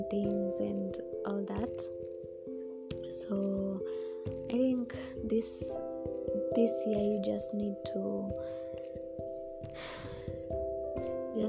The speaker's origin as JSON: {"language": "English", "country": "Kenya", "said": "I am a Kenyan"}